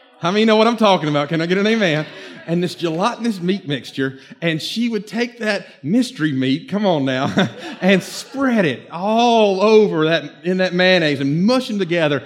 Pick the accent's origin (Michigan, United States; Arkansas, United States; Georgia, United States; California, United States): Georgia, United States; Norcross; I grew up on Buford Highway, but before that, the first few years of my life, where my parents were from, a little place